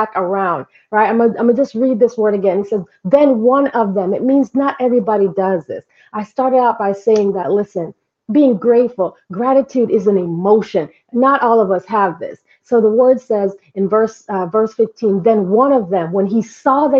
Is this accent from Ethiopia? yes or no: no; Jamaica; now in United States; I'm Jamaican.